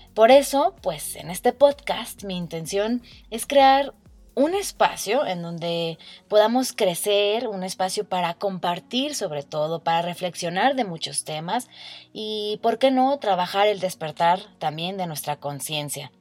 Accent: Mexico; also born or lived in Ireland; tengo 29 años y soy orgullosamente mexicana.

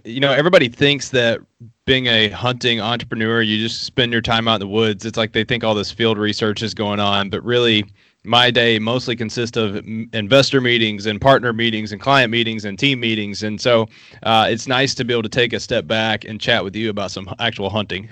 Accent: Appalachia, Southeastern Kentucky, United States; I shot my first gun at six years old in Southeastern Kentucky. I grew up in Appalachia

